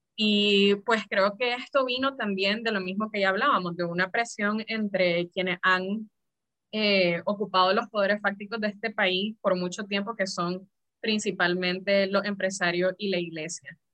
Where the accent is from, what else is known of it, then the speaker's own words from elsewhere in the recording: Nicaragua; como nicaragüenses